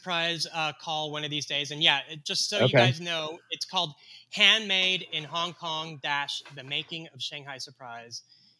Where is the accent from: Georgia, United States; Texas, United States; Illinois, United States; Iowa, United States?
Texas, United States; born or raised there; moved away; also born or lived in Mexico